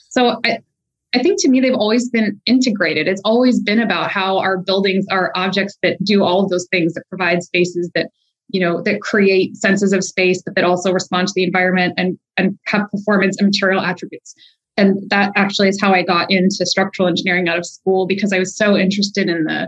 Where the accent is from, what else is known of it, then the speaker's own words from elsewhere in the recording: Southern Louisiana, United States; I grew up in Southern Louisiana